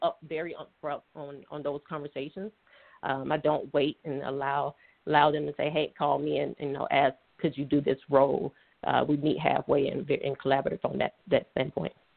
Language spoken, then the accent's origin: English; Atlanta, Georgia, United States; also born or lived in Alabama; originally from Atlanta, Georgia. So I was raised in Atlanta, Georgia